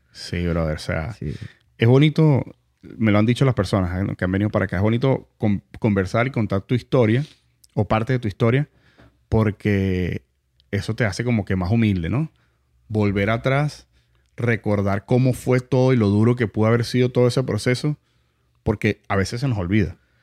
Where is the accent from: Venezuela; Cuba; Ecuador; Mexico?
Venezuela; also born or lived in Montalbán, Caracas; now in United States; somos venezolanos